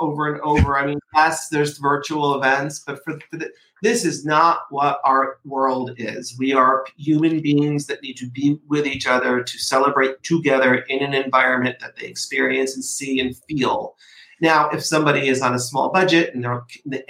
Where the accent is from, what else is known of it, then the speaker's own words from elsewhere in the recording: Port Chester, New York, United States; I grew up in Portchester, New York, which is a teeny town outside of New York City